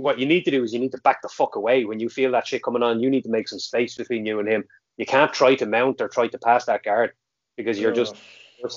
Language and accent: English; County Meath, Leinster, Ireland; I'm from County Meath, I'm from Ritholt in Meath